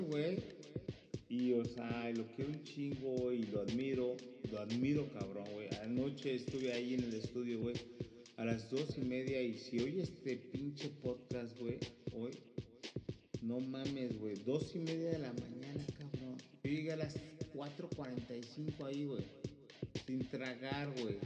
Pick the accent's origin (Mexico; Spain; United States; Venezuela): Mexico; habemos mexicanos